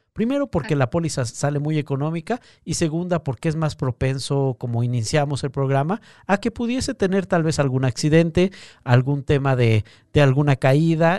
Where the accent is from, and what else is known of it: Mexico